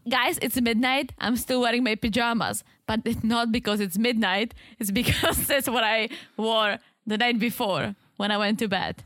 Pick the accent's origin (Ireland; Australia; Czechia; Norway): Czechia; moved away; I'm from the Czech Republic